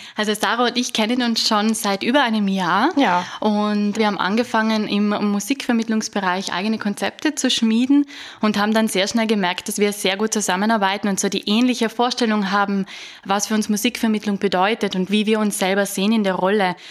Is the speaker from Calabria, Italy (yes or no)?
no; South Tyrol, Trentino-Alto Adige, Italy; ich komme aus Südtirol